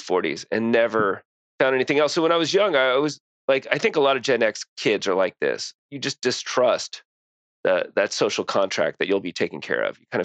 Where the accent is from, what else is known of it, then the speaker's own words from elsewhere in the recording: San Antonio, Texas, United States; also born or lived in New York; now in Austin, United States; short stay in San Antonio where I'm from, and then to Austin.